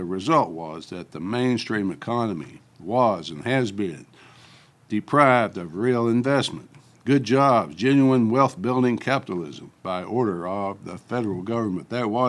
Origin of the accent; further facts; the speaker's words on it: Tennessee, United States; moved away as an adult; also born or lived in Grand Rapids, Michigan; to work in a General Motors factory where union-scale wages were many times what I could make in my home state of Tennessee.